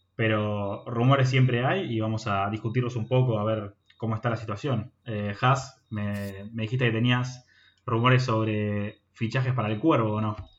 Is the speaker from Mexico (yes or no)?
no; Argentina; somos argentinos